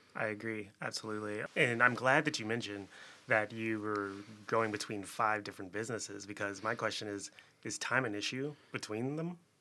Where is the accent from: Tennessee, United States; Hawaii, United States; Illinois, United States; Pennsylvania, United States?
Illinois, United States; Chicago; also born or lived in Philadelphia; Born and raised here in Chicago